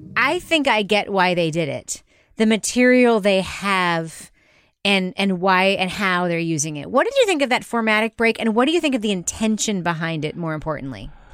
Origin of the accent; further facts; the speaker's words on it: New York, United States; I grew up in New York.